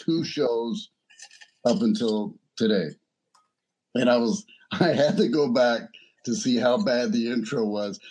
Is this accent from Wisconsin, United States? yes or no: no; Baton Rouge, Louisiana, United States; I did go to East Baton Rouge School District.